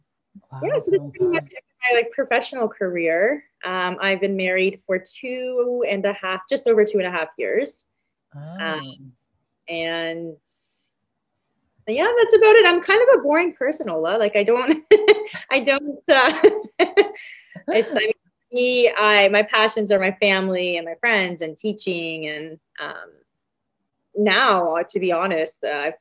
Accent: London, Ontario, Canada; I am 36, born and raised in London, Ontario, Canada

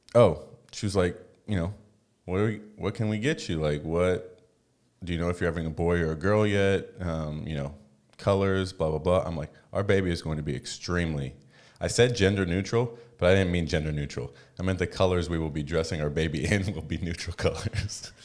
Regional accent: United States; moved away; also born or lived in Vancouver; we're American

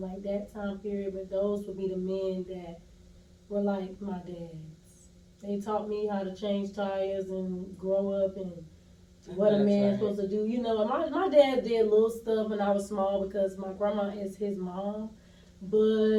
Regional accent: Durham, North Carolina, United States; accent: southern; moved away as an adult; now in Atlanta, United States; I'm originally from Durham, North Carolina, but I've been in Atlanta since 2015

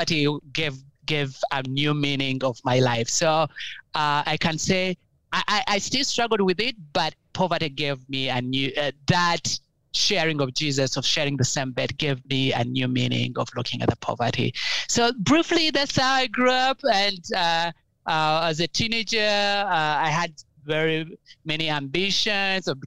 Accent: Uganda; growing up in Uganda was fun, but a little bit challenging

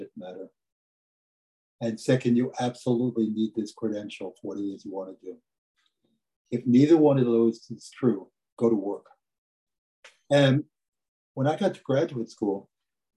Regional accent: New York City, New York, United States; I grew up in the South Bronx, which is one of the poor

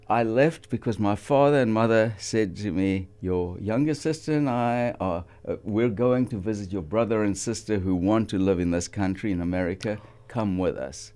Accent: South Africa; moved away as an adult; now in Ventura, United States; we grew up high in the Highveld, up five thousand feet in the thin air.

